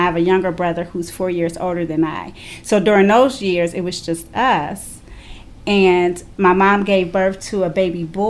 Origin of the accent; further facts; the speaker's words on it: Cleveland, Ohio, United States; I did grow up in Cleveland the earlier years of my life, from birth till about 5th grade. I grew up inner city Cleveland, right off St. Clair